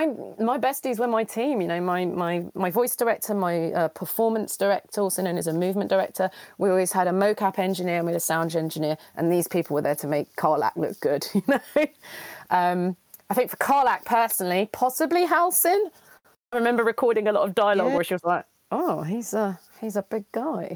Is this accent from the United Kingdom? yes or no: yes; London, United Kingdom; I'm from London.